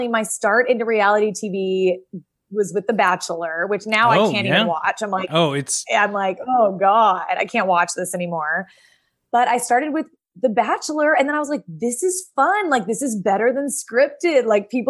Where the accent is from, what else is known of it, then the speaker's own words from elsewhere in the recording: New York, United States; as a New Yorker